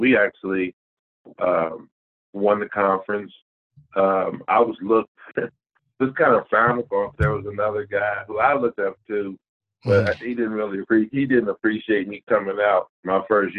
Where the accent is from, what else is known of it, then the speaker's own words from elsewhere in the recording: Indianapolis, Indiana, United States; I'm from Indianapolis. I'm here. I'm a graduate of Christmas Addicts High School. I actually went to Northwest my first 3 years.